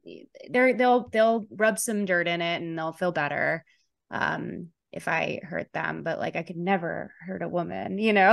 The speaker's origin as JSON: {"language": "English", "town": "Chicago", "region": "Illinois", "country": "United States", "tie": "born or raised there", "said": "I grew up in Chicago, very liberal family"}